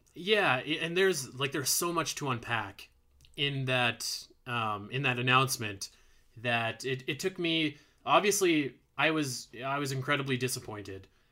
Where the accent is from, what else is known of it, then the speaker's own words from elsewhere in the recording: Alberta, Canada; I'm, I'm from Alberta